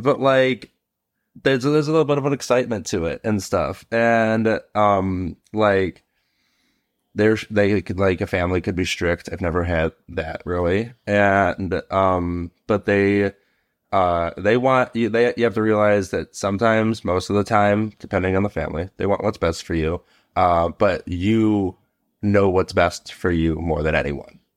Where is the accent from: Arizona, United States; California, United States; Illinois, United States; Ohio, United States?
Illinois, United States; Chicago; I'm from Chicago.